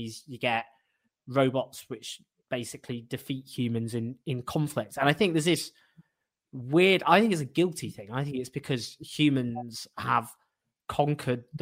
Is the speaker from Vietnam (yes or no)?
no; Sheffield, Yorkshire and the Humber, United Kingdom; I was born in Sheffield.